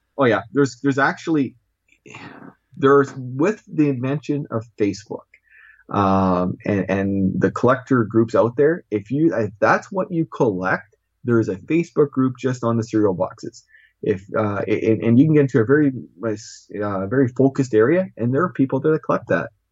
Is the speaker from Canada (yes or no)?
yes; Canada; also born or lived in Regina, Saskatchewan / Moose Jaw, Saskatchewan; I'm Canadian.